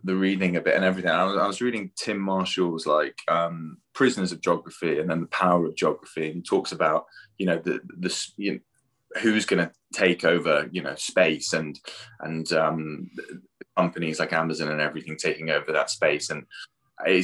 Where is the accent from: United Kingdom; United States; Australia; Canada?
United Kingdom; our culture as well, like being British